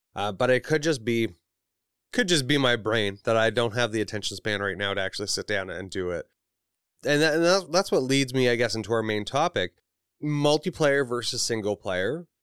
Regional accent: Canada; I am from Canada.

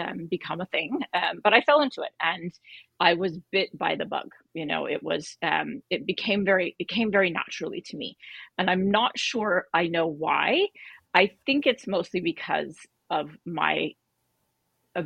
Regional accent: Bay Area, Silicon Valley, California, United States; I grew up in the Bay Area. So literally here in Silicon Valley

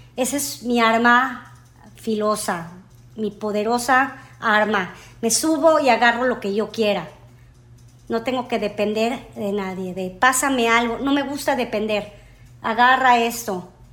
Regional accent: Mexico; now in United States; yo nací aquí, en Estados Unidos. Y como a los tres años me regreso a México, decisión de mis padres, nos regresamos

